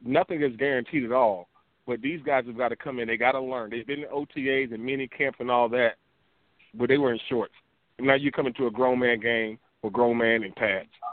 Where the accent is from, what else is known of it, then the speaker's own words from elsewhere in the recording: Peach County, South Georgia, United States; I'm a country boy. I'm from Peach County down here in South Georgia